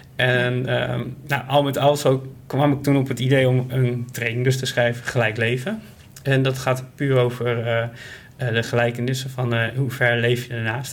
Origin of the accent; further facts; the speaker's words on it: Groningen, Netherlands; moved away as an adult; now in Ede, Netherlands; ik ben opgegroeid in Groningen. dus ik kom uit het noorden van het land.